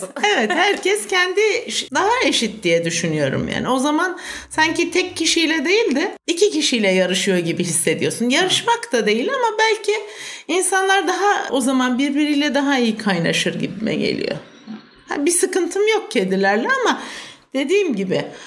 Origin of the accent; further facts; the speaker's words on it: Aksaray, Aksaray Province, Turkey; also born or lived in İzmir / Ankara; Aksaraylıyım. Eczacıyım. Doğma büyüme, ilkokulu, ortaokulu Aksaray'da okudum.